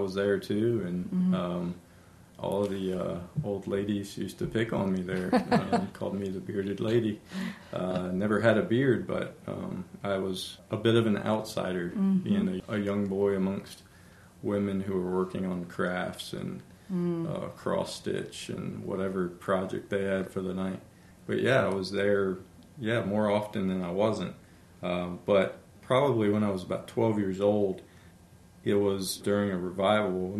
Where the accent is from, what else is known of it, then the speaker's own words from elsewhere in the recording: Elkton, Virginia, United States; moved away as an adult; I grew up in the Shenandoah Valley. I'm an Elkton boy